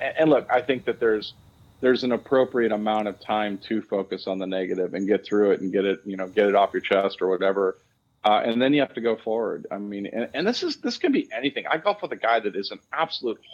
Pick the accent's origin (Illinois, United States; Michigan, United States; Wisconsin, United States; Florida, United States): Wisconsin, United States; moved away; I'm from Wisconsin